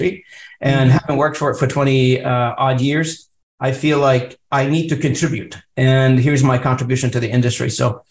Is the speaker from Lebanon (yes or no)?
yes; Lebanon; now in Canada; I'm also an immigrant to Canada. I came in, you know, in the early 90s to Canada. You know, I mean, I come from Lebanon